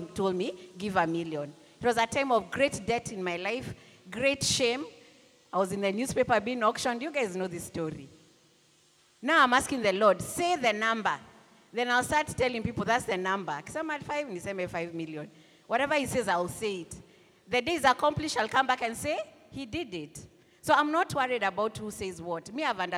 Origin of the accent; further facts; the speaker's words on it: Nairobi, Kenya; I grew up in Buru